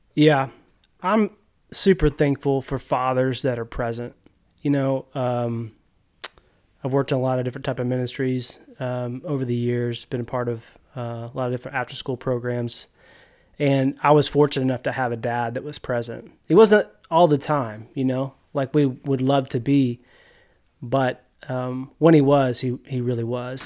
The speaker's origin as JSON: {"language": "English", "town": "Bentonia", "region": "Mississippi", "country": "United States", "tie": "born or raised there", "moved": "as an adult", "lives_now": "Missouri, United States", "said": "I grew up in Yazoo County in Bentonia"}